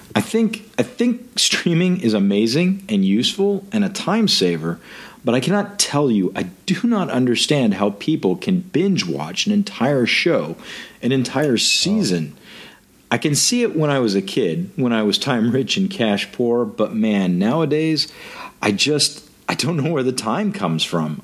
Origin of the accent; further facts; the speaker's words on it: United States; being an American